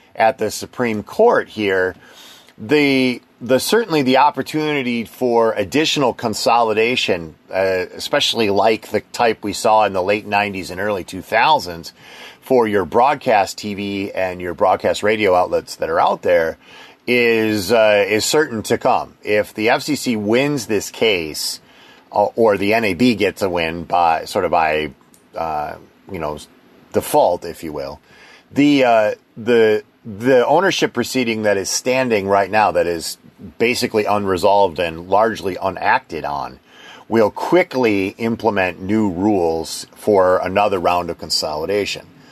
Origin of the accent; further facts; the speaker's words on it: Wisconsin, United States; moved away; I'm from Wisconsin originally